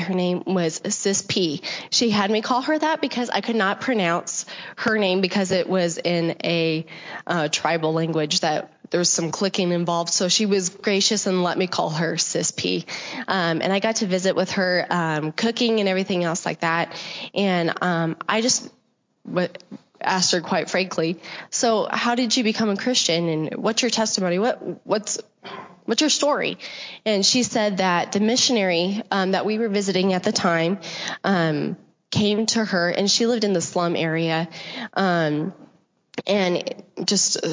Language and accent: English; New Mexico, United States; now in Dallas, United States; I'm originally from New Mexico, but we got smart, moved to Dallas, Texas, so I'm a Texan.